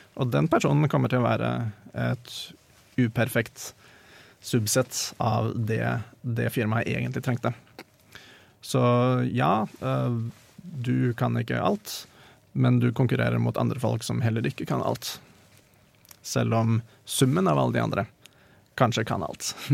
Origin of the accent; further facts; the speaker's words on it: Norway; Jeg er norsk, så jeg har fått god utdanning